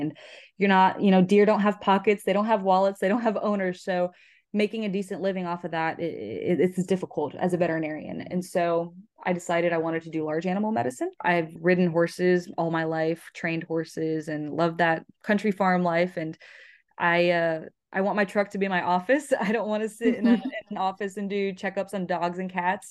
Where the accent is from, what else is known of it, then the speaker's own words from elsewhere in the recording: Florida, United States; I am twenty-two years old and I'm from Florida.